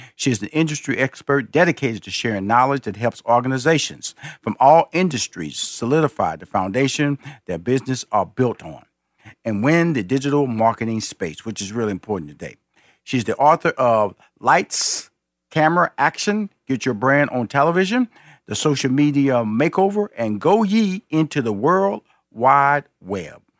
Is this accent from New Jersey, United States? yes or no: no; Houston, Texas, United States; I'm a Texan.